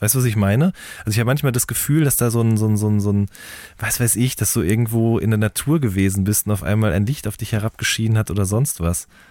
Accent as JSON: {"language": "German", "town": "Hagen", "region": "North Rhine-Westphalia", "country": "Germany", "said": "ich komme ja aus Hagen"}